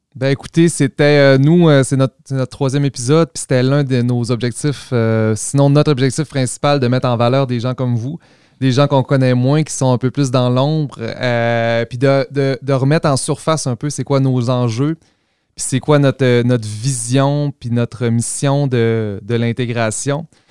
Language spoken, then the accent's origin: French; Quebec, Canada; nous, en tant que Québécois, on, a nos, travers